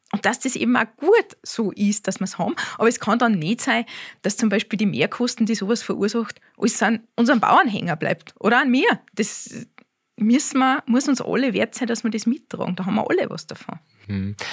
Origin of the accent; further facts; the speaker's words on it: Austria; bei uns in Österreich